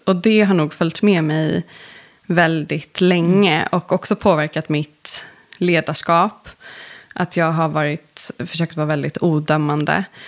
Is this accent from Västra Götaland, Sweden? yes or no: no; Stockholm, Stockholm County, Sweden; uppvuxen inne i stan i Stockholm